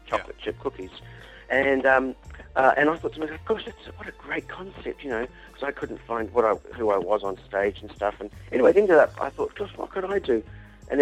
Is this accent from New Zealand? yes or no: yes; New Zealand; when I grew up in New Zealand